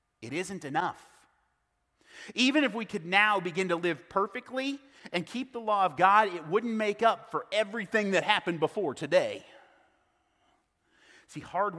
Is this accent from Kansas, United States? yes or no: yes; South Central Kansas, United States; I was born and raised in South Central Kansas